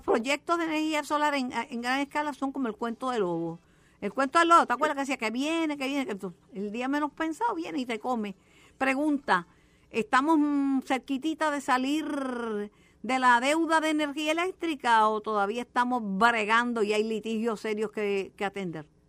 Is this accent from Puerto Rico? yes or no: yes; Puerto Rico; soy una puertorriqueña